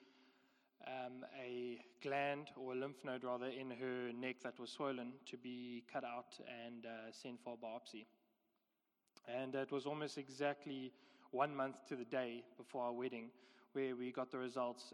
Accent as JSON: {"language": "English", "town": "George", "region": "Western Cape", "country": "South Africa", "tie": "born or raised there", "also_born_or_lived": "West Africa", "moved": "as an adult", "lives_now": "Somerset West, South Africa", "said": "we are both from George. We went to school there, grew up there"}